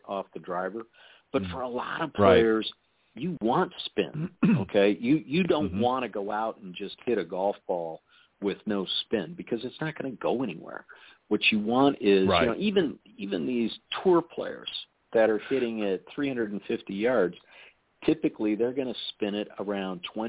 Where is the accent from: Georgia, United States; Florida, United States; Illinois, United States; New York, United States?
Illinois, United States; Chicago; moved away; also born or lived in Colorado; I grew up in Chicago